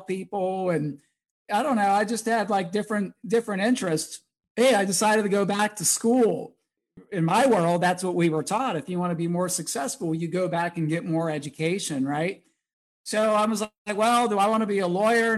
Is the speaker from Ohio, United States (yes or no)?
no; Pittsburgh, Pennsylvania, United States; I grew up in Pittsburgh